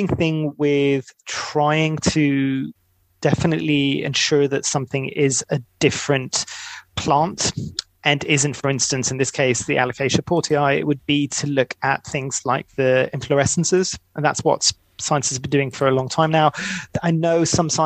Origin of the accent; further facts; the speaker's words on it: Greece; moved away; I'm originally from Greece